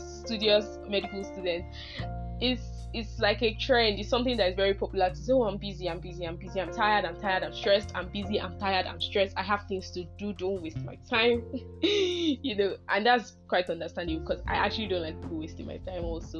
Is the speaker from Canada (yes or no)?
no; Nigeria; as a Nigerian